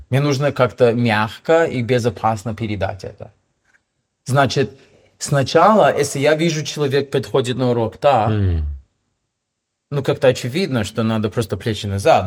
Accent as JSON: {"language": "Russian", "town": "Toronto", "region": "Ontario", "country": "Canada", "also_born_or_lived": "Vancouver, Canada / Russia / Hong Kong", "second_language": "Russian", "moved": "as an adult", "lives_now": "Bali, Indonesia", "said": "я из Торонто"}